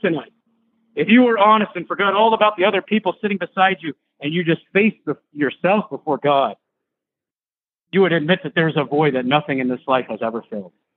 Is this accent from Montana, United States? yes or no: no; Michigan, United States; I'm from Michigan